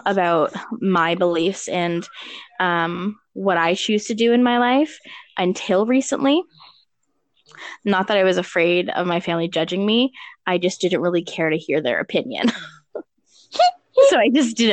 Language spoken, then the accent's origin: English; Toronto, Ontario, Canada; now in Barrie, Canada; so I've always lived in Canada. I went from Toronto to Barrie, like that's really the extent of my travel when it comes to where I've lived. I grew up in Toronto